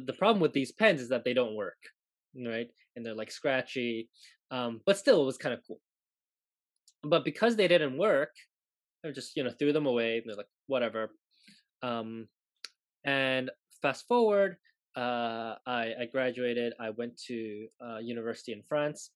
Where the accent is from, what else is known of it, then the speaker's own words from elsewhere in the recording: Hong Kong; moved away; also born or lived in Japan; I grew up in Hong Kong